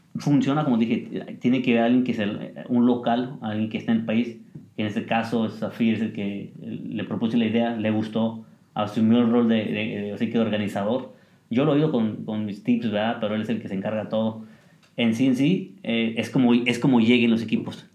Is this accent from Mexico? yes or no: yes; Mexico